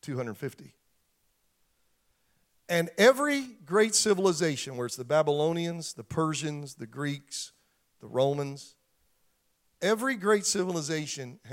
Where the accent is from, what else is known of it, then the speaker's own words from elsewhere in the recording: Pennsylvania, United States; moved away; 20 minutes from where I grew up in Pennsylvania